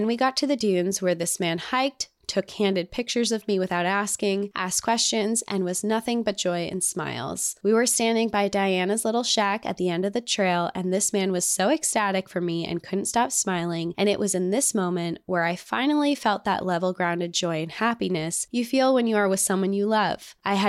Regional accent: Indiana, United States; also born or lived in Arizona; Like I said, I grew up in Indiana, but had never been to the dunes while growing up.

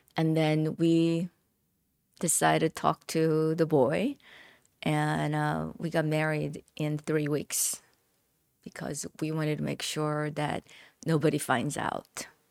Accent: South Korea; English is a second language; moved away as an adult; now in United States; growing up in Korea

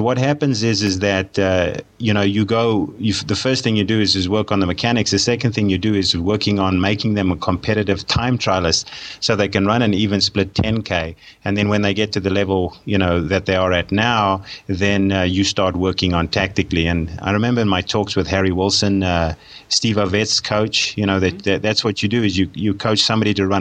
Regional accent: South Africa; moved away; I'm a South African by birth, and I did most of my sport and most of my studying in South Africa

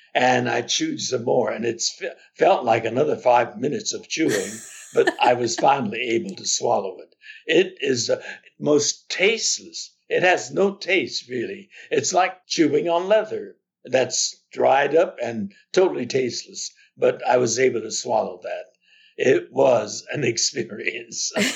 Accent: Los Angeles, California, United States; I'm the only one who was born and raised in Los Angeles. I have a responsibility as a native Angelino

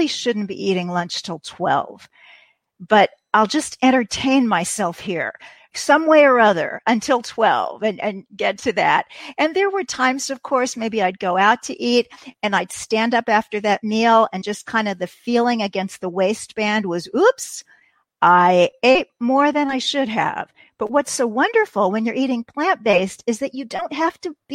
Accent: Kansas City, Missouri, United States; I was enrolled in a community college in my hometown of Kansas City

